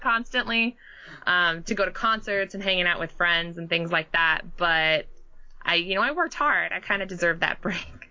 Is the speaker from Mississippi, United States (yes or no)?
no; Southern California, United States; moved away as an adult; also born or lived in Hartford, Connecticut; I was born and raised in Southern California